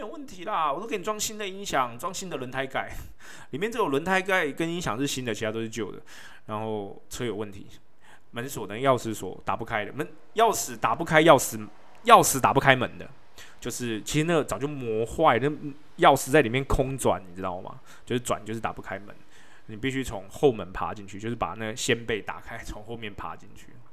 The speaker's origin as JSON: {"language": "Chinese", "country": "Taiwan", "said": "我们台湾人"}